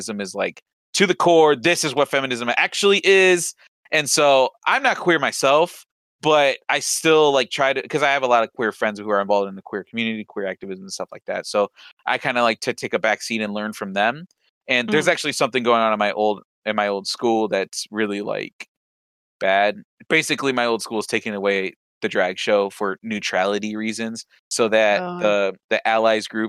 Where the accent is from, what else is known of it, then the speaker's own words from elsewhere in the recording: United States; I'm an American born Latino